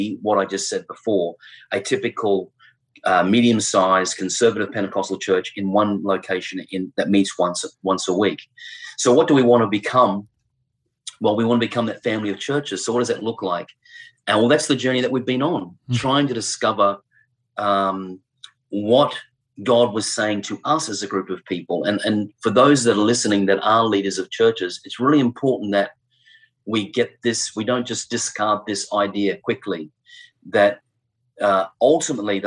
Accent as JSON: {"language": "English", "town": "Brisbane", "region": "Queensland", "country": "Australia", "tie": "born or raised there", "also_born_or_lived": "Adelaide / United Kingdom", "moved": "as an adult", "said": "return back to our home city, Brisbane. I was born here"}